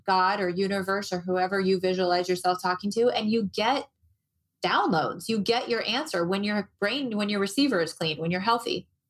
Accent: Moline, Illinois, United States; now in Arizona, United States; I moved to Arizona. So I grew up in the Midwest. I grew up in Moline, Illinois, and I felt just like everybody else feels there about mid-February.

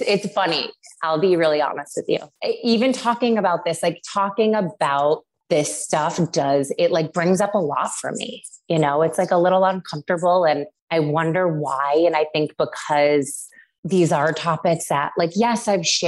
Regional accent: Syracuse, New York, United States; I grew up in Syracuse, New York.

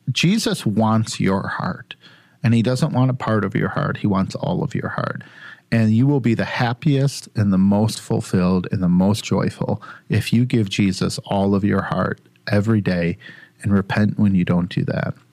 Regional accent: Sterling Heights, Michigan, United States; Yeah, I grew up in Sterling Heights, so I'd take that.

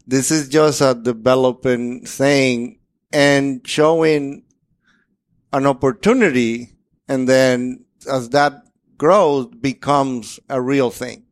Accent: Dominican Republic; moved away as an adult; now in United States; I'm from Dominican Republic, a completely different place

